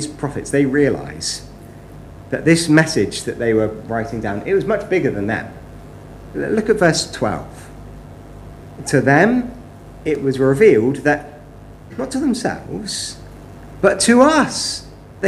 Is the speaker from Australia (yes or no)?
no; West Country, South West England, United Kingdom; Growing up, I was brought up in the West Country.